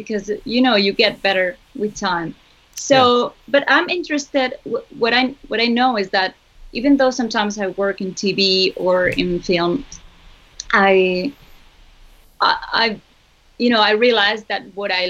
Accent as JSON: {"language": "English", "town": "Zaragoza", "region": "Aragon", "country": "Spain", "tie": "born or raised there", "said": "Zaragoza, which is my hometown"}